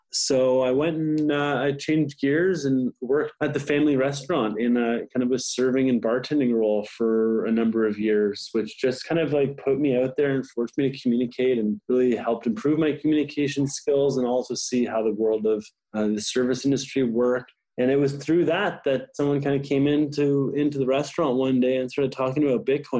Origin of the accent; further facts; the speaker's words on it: Ottawa, Ontario, Canada; I'm a Canadian. I am born in Ottawa